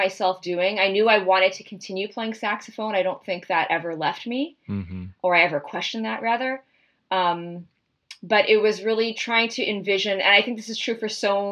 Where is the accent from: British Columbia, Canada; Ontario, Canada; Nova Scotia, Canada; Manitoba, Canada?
Ontario, Canada; Toronto; I'm from Toronto and my parents live in Toronto and I chose to go to school here.